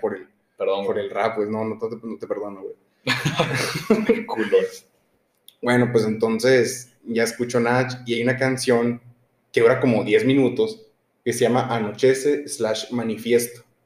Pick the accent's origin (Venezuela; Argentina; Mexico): Mexico; Hermosillo, Sonora; nosotros somos de Hermosillo, Sonora, los dos